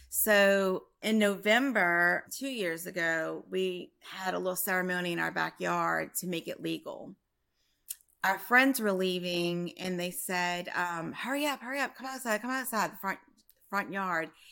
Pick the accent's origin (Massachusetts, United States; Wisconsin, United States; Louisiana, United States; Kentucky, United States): Louisiana, United States; Prairieville; I'm from Prairieville, Louisiana, in between New Orleans and Baton Rouge.